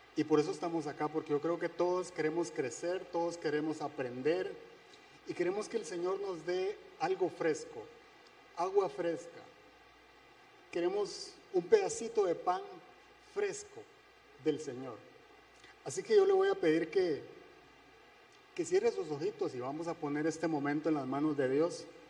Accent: Guatemala; moved away; Soy de Guatemala

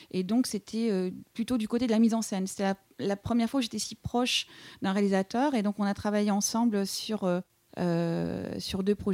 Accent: Quebec, Canada; now in Paris, France; Donc je suis venue du Québec, je suis venue à Paris parce que j'avais rencontré, un garçon

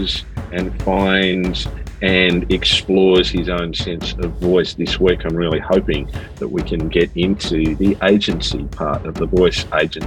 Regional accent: Sydney, New South Wales, Australia; moved away; I'm back in my hometown of Sydney this week, visiting some clients and seeing my family

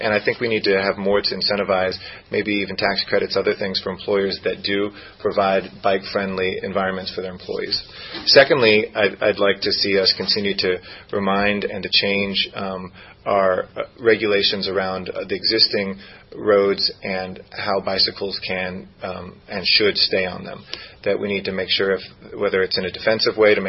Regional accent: Los Angeles, California, United States; born or raised there

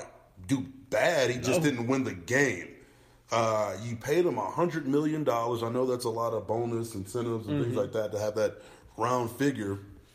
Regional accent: Buffalo, New York, United States; now in Colorado, United States; I'm a Buffalo native, mm-hmm. the only fan I've ever been of a football team outside of the Broncos, obviously growing up in Buffalo

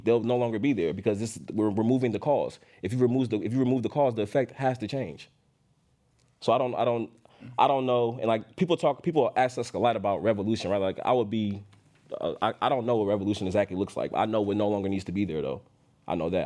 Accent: Oakland, California, United States; I'm born and raised in Oakland

